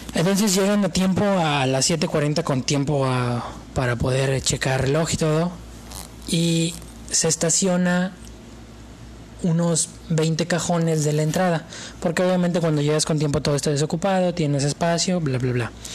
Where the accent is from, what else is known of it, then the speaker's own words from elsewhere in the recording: Mexico; yo soy mexicano